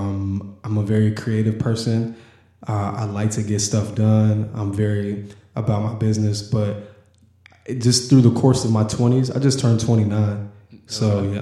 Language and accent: English; Indianapolis, Indiana, United States; also born or lived in Los Angeles, California; I was a Washington Township kid, so I grew up on the east side of Indianapolis